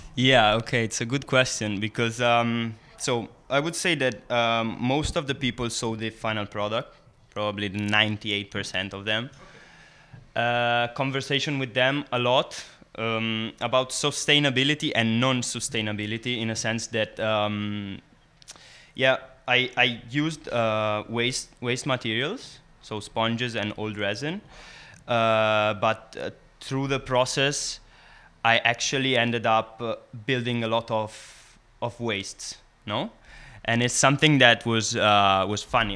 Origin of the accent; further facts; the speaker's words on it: Italy; English is a second language; now in San Sebastian, Spain; I'm from Italy originally, but I'm coming from San Sebastian in Basque Country